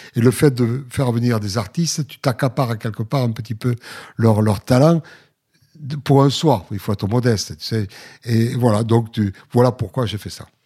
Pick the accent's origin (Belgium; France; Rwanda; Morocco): France; Villefranche-de-Lauragais, Occitania; Moi, je viens de Villefranche sur l'Oraguette, une ville de rugby